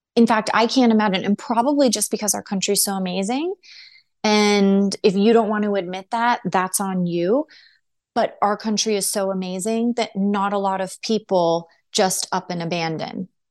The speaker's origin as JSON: {"language": "English", "country": "United States", "said": "as American citizens"}